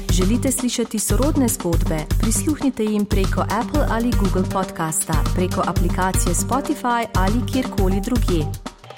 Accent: Slovenia; Slovenci smo

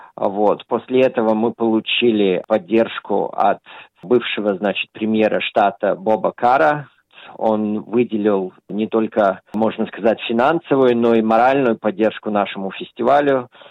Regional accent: Australia; когда я рос, в Австралии

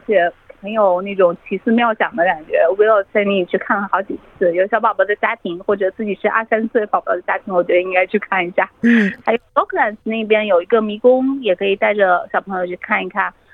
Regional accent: China; now in Australia; 我们中国人

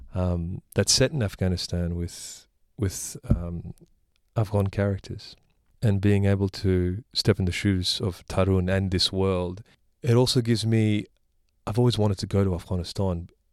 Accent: Australia; I was born here

